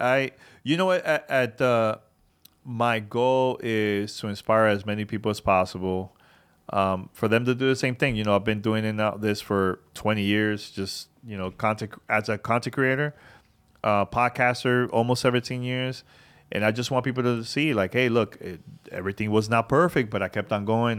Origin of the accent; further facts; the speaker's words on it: New York City, New York, United States; growing up in New York City, you know, my mom didn't really, you know, my parents didn't really have a lot of money